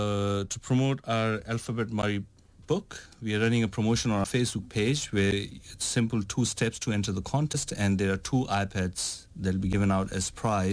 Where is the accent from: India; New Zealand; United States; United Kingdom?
India; I'm coming from India, living in India, and I've traveled around Europe